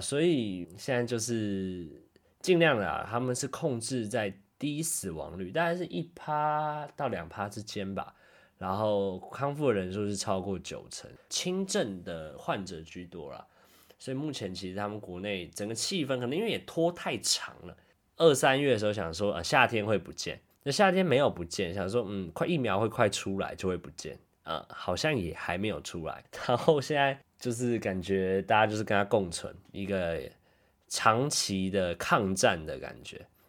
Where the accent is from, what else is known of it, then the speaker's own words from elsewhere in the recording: Taiwan; moved away as an adult; now in Tokyo, Japan; 我是，对，台湾人，跟大家都一样，我在台湾出生、长大、读大学，到去年大学毕业后过来日本东京这边工作，大概过来差不多十三个月啊，去年九月底过来到现在